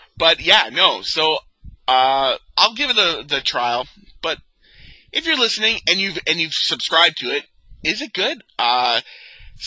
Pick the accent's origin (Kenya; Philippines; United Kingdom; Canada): Canada; being a Canadian collector